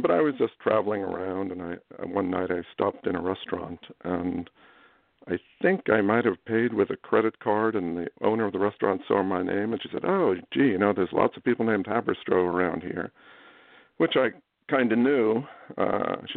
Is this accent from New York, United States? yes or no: yes; New York City, New York, United States; I was born in Midtown Manhattan at a hospital that no longer exists, like so many, St. Clair's. And I grew up in Queens, in New York City.